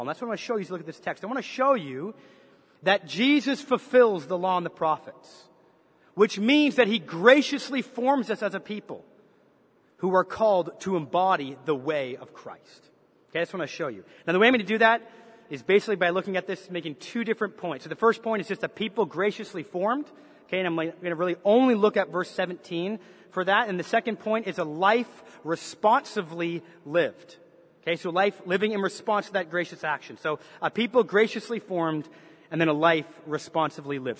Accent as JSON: {"language": "English", "country": "Canada", "tie": "born or raised there", "also_born_or_lived": "Chicago, United States", "accent": "Canadian", "moved": "as an adult", "lives_now": "United States", "said": "while I was born and raised in Canada, when I was 18 years old, I moved to the States. And in particular, I moved to Chicago."}